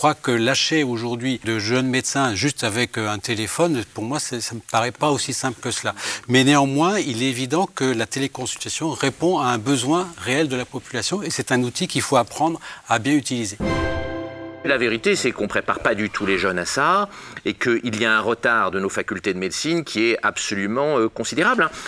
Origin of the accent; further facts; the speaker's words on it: Brazil; French is a second language; Et en fait, comme je viens de Brésil, je fais avec elle les brésiliennes, donc on fait à distance